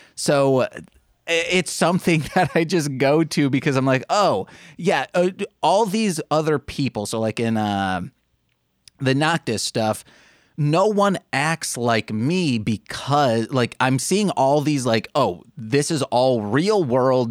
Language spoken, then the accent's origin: English; Brookfield, Illinois, United States; now in Chicago, United States; It's a suburb of Chicago in the southern area.